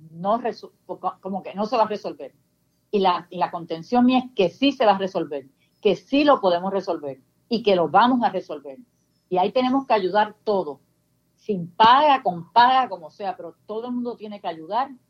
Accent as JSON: {"language": "Spanish", "country": "Puerto Rico", "said": "nosotros tenemos ciudadanía puerto, norteamericana, pero queremos ser puertorriqueños y seguir siendo siempre puertorriqueños"}